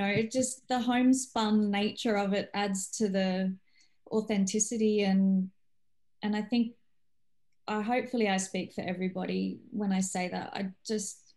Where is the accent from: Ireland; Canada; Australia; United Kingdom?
Australia; also born or lived in Poland; I'm not originally Australian, but I've grown up here